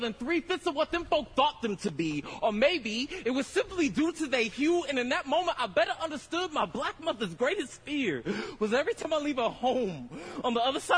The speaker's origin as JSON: {"language": "English", "town": "Stockton", "region": "California", "country": "United States", "said": "I'm from Southside Stockton."}